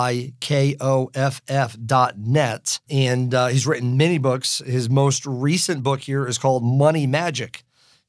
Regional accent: Warwick, Rhode Island, United States; that's where I grew up in Warwick, Rhode Island. So we've got this connection being New Englanders

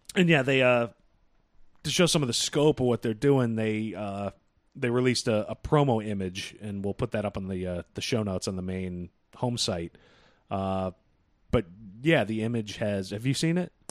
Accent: Boston, Massachusetts, United States; We're from Boston.

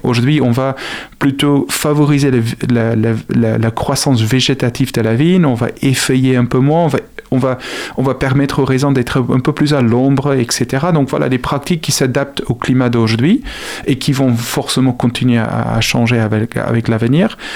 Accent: South Africa; French is a second language; now in Angers, France; Je suis originaire d'Afrique du Sud

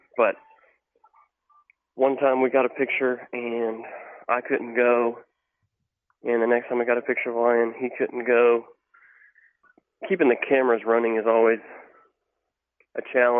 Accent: Fort Worth, Texas, United States; I'm from Fort Worth, Texas, and I hunt wherever I can

